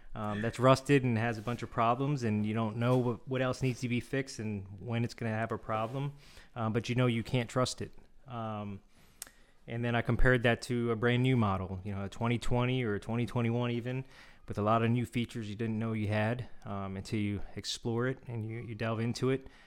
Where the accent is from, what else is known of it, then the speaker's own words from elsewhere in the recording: Seoul, South Korea; was born in Seoul